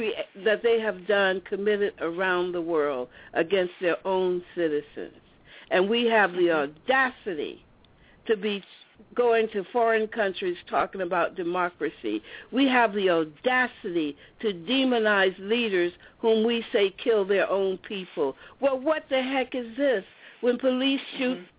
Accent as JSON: {"language": "English", "region": "the American South", "country": "United States", "tie": "born or raised there", "said": "I grew up in Southern apartheid"}